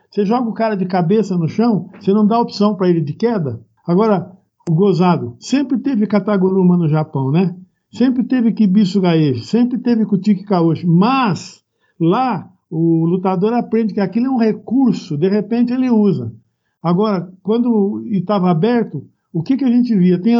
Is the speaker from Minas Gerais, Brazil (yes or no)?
yes; Ouro Fino, Minas Gerais, Brazil; also born or lived in Presidente Prudente / São Caetano do Sul; now in Ribeirão Pires, Brazil; Eu também sou mineiro. Ah, é sou é... mineiro de Ouro Fino, nasci em Ouro Fino.